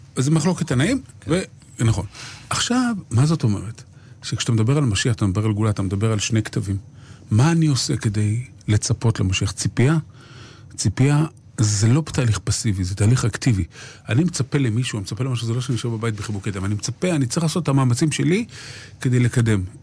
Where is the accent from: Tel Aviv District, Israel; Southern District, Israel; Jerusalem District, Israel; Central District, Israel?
Jerusalem District, Israel; Jerusalem; כשאני הייתי ילד בשכונת קריית משה בירושלים